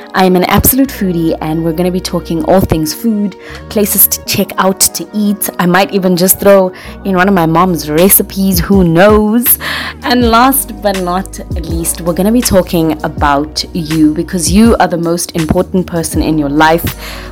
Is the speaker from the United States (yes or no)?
no; Johannesburg, Gauteng, South Africa; I'm from South Africa, the west of Johannesburg. Yes, I am a proud girl from Joburg.